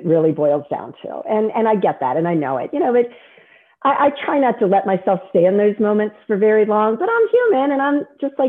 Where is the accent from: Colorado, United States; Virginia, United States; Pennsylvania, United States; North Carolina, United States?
Virginia, United States; born there; also born or lived in Maryland / District of Columbia, United States; I love Virginia. I was born in Virginia, I moved from D.C.